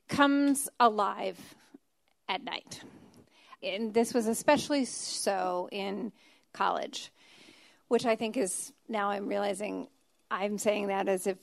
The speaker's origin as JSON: {"language": "English", "town": "Annapolis", "region": "Maryland", "country": "United States", "tie": "born or raised there", "said": "I grew up in Annapolis, so I'm hanging out a lot in Baltimore City"}